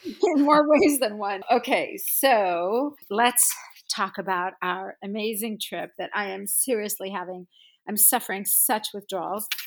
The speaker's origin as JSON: {"language": "English", "country": "South Africa", "tie": "born or raised there", "moved": "yes", "said": "I grew up in South Africa"}